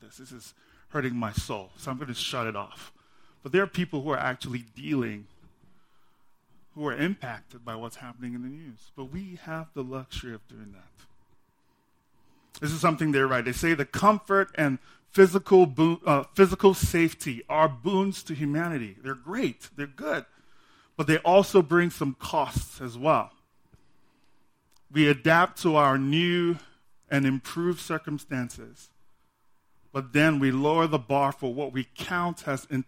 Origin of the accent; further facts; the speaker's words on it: Nigeria; now in United States; I'm from Nigeria